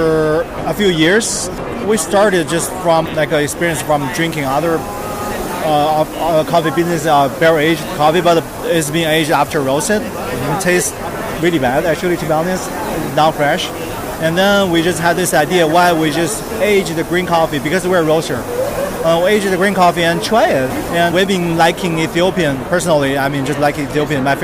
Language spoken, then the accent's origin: English; China; I'm from China.